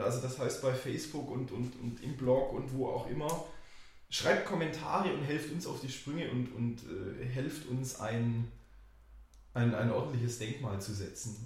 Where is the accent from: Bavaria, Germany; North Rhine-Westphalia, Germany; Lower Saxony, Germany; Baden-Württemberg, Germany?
Baden-Württemberg, Germany; Nellmersbach; ich komme aus Nelmersbach und sage, ja, ich komme so zwischen Winnenden und Backner